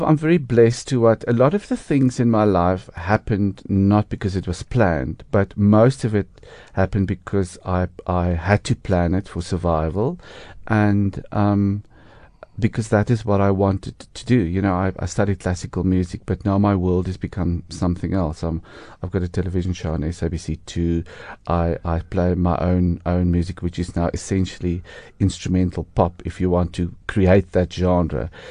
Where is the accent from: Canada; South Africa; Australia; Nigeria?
South Africa; Harrismith, Free State; now in Johannesburg, South Africa; I'm actually from Harry Smith and the Free State